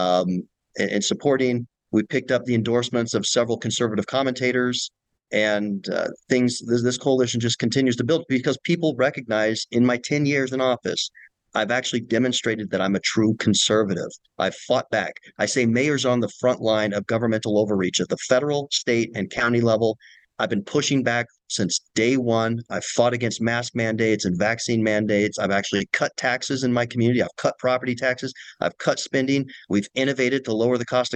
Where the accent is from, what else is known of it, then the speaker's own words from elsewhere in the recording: Utah, United States; I'm actually from Utah. I didn't move here to try to seek this office. I'm from elementary school to graduate school. I say I've attended Utah schools